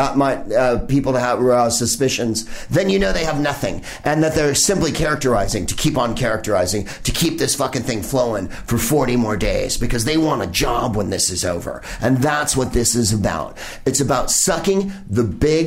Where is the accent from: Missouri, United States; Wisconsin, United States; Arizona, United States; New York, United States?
Arizona, United States; Phoenix; I was born in Good Samaritan Hospital in Phoenix. A lot of my family lives in Arizona.